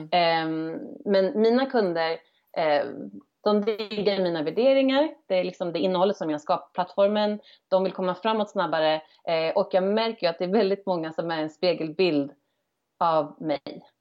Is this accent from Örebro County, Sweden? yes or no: yes; Örebro, Örebro County, Sweden; moved away as an adult; also born or lived in Stockholm; som valde att flytta hem till min hemstad Örebro